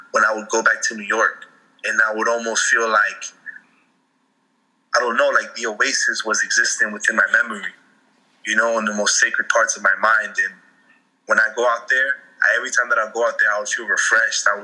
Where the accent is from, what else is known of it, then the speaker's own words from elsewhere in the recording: Colombia; I'm from Colombia, but I'm also from here.